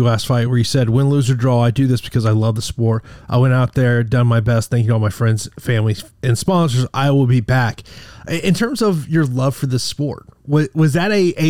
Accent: Florida, United States; as you are now living here in my home state of Florida.

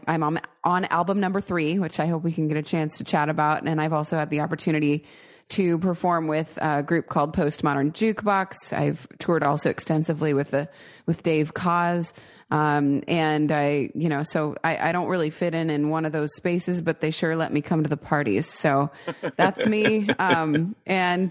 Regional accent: Seattle, Washington, United States; I grew up in the Seattle area.

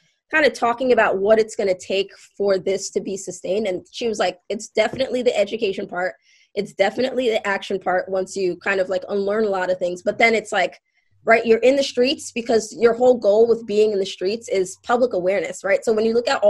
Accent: New York City, New York, United States; I was born and raised in Brooklyn

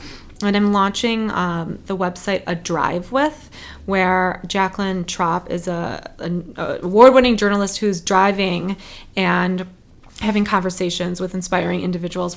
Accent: Detroit, Michigan, United States; moved away as an adult; also born or lived in Chicago; now in Detroit, United States; So it's my hometown

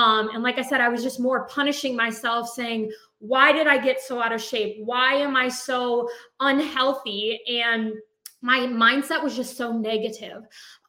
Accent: White Lake, United States; We were born and raised in White Lake, and we kind of, you know, separated, going to college and stuff, and then we both ended up back in our hometown

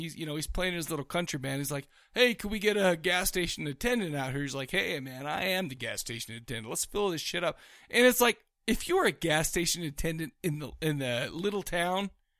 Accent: United States; Logic goes out the door when you're talking to me as an American.

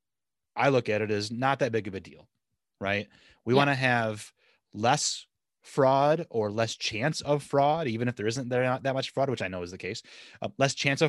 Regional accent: Southwest Michigan, United States; I grew up in Southwest Michigan

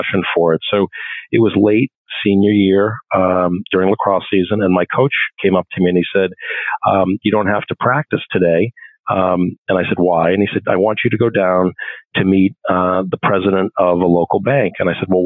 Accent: Ipswich, Massachusetts, United States; I was raised in Ipswich, Mass, beautiful little seaside community north of Boston

